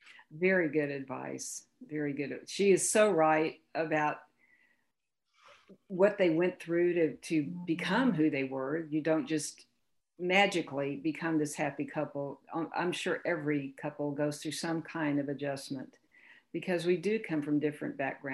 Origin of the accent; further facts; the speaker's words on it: Houston, Texas, United States; I lived on a block in Houston. I grew up in Houston